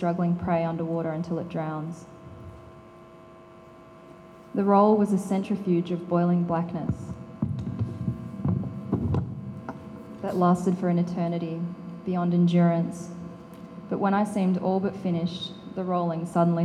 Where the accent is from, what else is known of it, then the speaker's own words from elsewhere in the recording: Northern Territory, Australia; I grew up in the Northern Territory